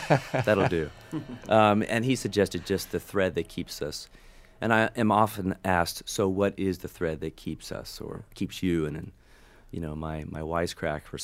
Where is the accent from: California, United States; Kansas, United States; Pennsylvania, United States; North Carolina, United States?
California, United States; Southern; where I was raised in Southern California